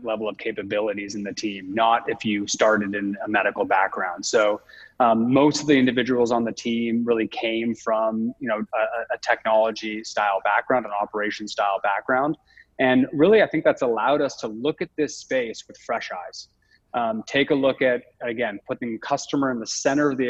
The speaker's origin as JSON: {"language": "English", "town": "Toronto", "region": "Ontario", "country": "Canada", "also_born_or_lived": "London", "moved": "as an adult", "said": "I'm Canadian originally, so I'm from Toronto"}